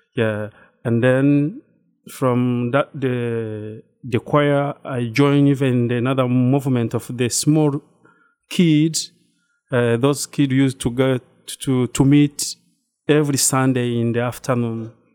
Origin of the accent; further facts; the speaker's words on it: Rwanda; moved away as an adult; now in New Rochelle, United States; I'm from Rwanda. That's, uh, East Africa region